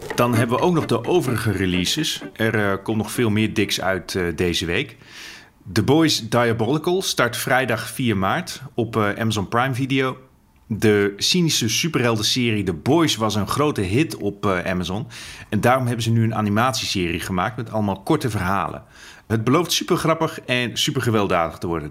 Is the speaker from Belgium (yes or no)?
no; Netherlands; als Nederlander